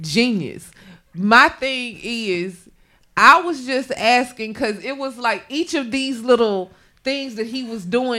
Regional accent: Mississippi, United States; moved away; Y'all know I am from the south. Y'all know I am from Mississippi

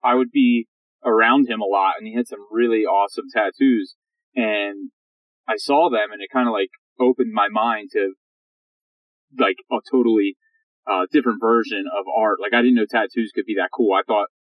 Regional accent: Pennsylvania, United States; now in San Francisco, United States; I'm from Pennsylvania, outside of Pennsylvania, Pennsylvania Dutch

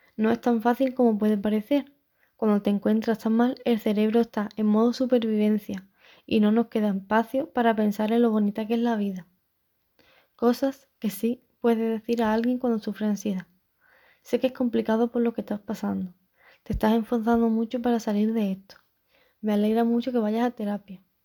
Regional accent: Chiclana de la Frontera, Andalusia, Spain; soy de Chiclana y tengo 21 años

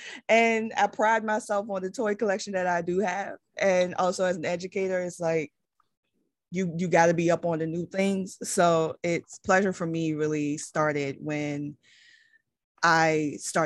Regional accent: Richmond, Virginia, United States; now in Maryland, United States; I am from Richmond, Virginia. I am currently living in Maryland.

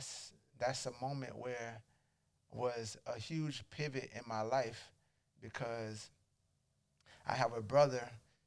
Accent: Charleston, South Carolina, United States; Now, I'm from Charleston. So I'm playing at I played at a small college called Charleston Southern.

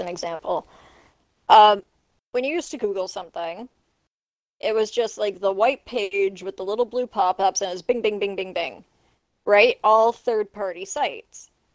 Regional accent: Canada; I'm not even American. I'm a Canadian. I live in a country

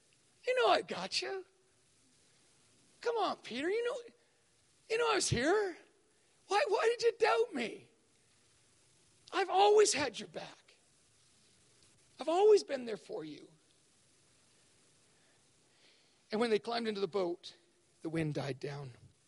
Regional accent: Thailand; But we grew up in Thailand, and so my dad modeled for me at a very early age what it was like to have faith

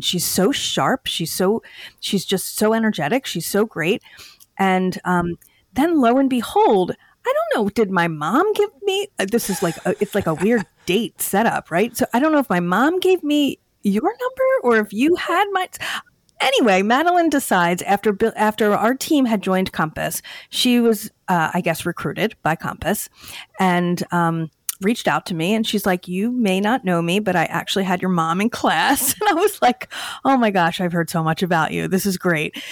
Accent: Downingtown, Pennsylvania, United States; I grew up in in Chester County in Downingtown

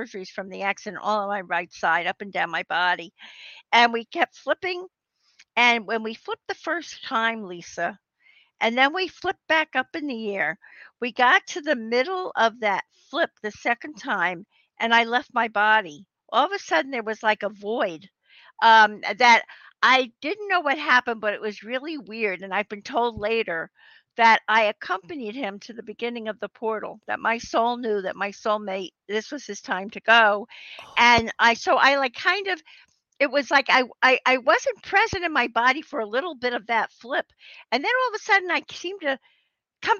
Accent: New Jersey, United States; I'm from New Jersey

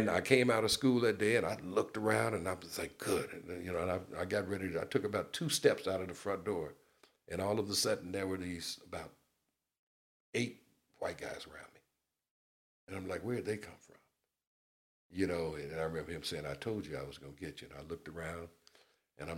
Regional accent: the South, United States; now in California, United States; I'm from the South

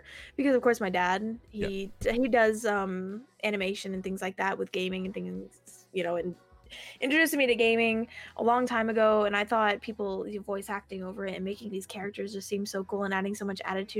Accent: Alabama, United States; I don't have the southern accent, because even though I'm from Alabama, I don't have the southern accent

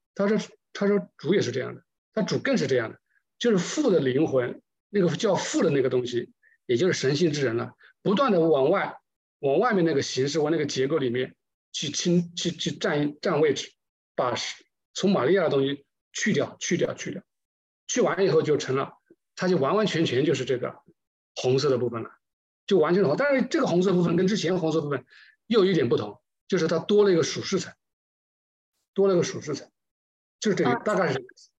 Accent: China; 我们中国人对这个气这个有，有一点感情吧

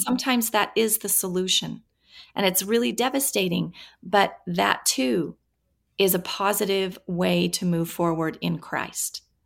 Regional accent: Washington, United States; I grew up in Washington State, kind of in, on a farm, really, and, uh, in the middle of orchards

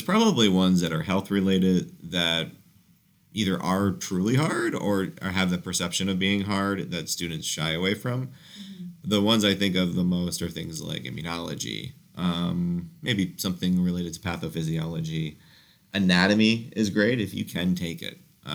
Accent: Orlando, Florida, United States; also born or lived in St. Louis; now in Fort Lauderdale, United States; I'm from Orlando

